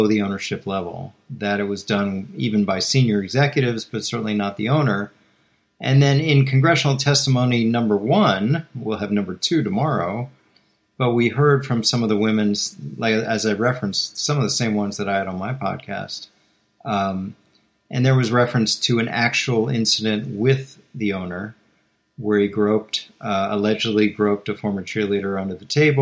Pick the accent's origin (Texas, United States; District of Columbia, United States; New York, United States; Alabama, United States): District of Columbia, United States; Washington; I'm born and bred in Washington